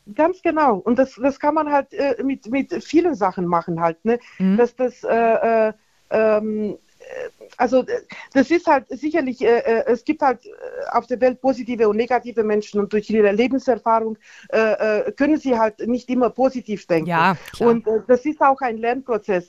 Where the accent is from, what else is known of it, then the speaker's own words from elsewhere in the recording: Nuremberg, Bavaria, Germany; bin aus Nürnberg